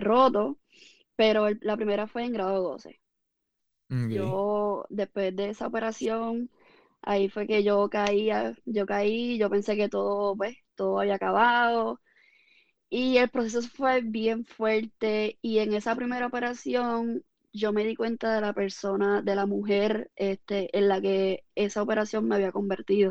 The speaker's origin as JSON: {"language": "Spanish", "town": "Ponce", "country": "Puerto Rico", "tie": "born or raised there", "lives_now": "Coamo, Puerto Rico", "said": "yo nací en Ponce y realmente, y, pero vivo en Cuamo. Pero toda mi vida he estudiado en Ponce, desde grado kinder hasta grado 12"}